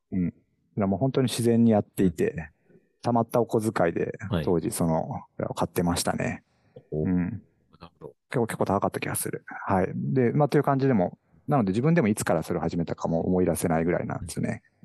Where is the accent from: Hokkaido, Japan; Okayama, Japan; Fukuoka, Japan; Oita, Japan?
Oita, Japan; first language Japanese; also born or lived in Silicon Valley, United States; now in Kyoto, Japan; 僕実は出身大分県なんで